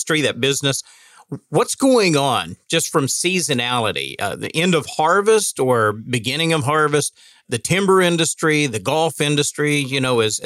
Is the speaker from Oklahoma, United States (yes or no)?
yes; Northwest Oklahoma, United States; I'm from Northwest Oklahoma